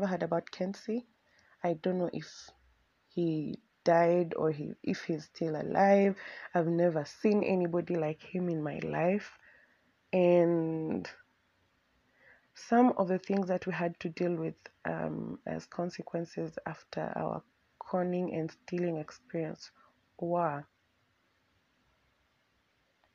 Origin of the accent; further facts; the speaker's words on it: Nairobi, Kenya; Both me and Abby have been born and raised in Nairobi